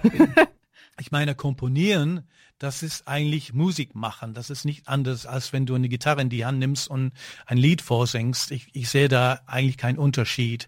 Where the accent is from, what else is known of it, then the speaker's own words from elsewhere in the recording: United Kingdom; now in Germany; ich bin Brite